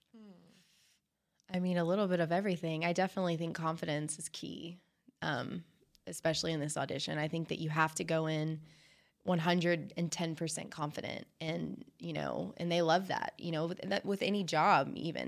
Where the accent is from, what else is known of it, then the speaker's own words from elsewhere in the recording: Fort Worth, Texas, United States; I'm from Fort Worth